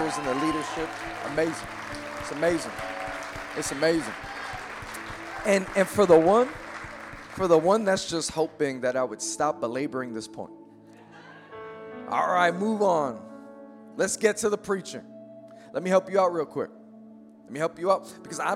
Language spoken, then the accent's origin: English; New York City, New York, United States; I am born and raised in Queens, New York